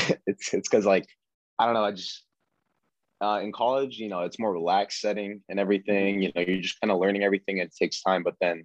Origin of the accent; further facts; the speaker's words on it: Sasebo, Nagasaki, Japan; also born or lived in Yokota, Japan; I was born in Yokota, Japan, but grew up in Sasebo, Japan.